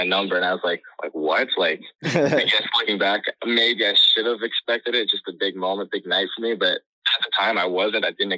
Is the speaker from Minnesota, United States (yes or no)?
yes; Burnsville, Minnesota, United States; now in Massachusetts, United States; Growing up in Burnsville